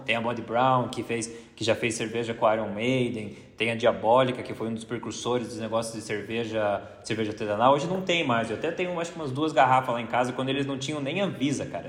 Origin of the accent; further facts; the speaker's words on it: Brazil; sou do Brasil